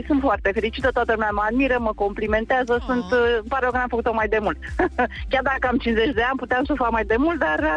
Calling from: Băicoi, Prahova, Romania; din Băicoi, din Prahova, am mai sunat

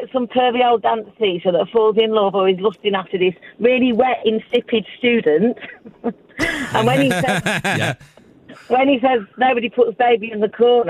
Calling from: Kenilworth, West Midlands, United Kingdom; I'm just driving to horse riding at the moment, so I'm in Kenilworth.

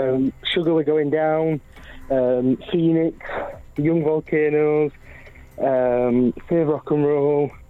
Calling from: Sheffield, Yorkshire and the Humber, United Kingdom; I'm calling from Sheffield.

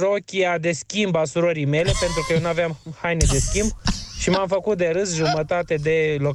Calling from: Pantelimon, Romania; din Pantelimon

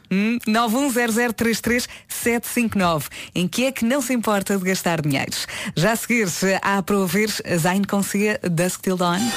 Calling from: Albufeira, Algarve, Portugal

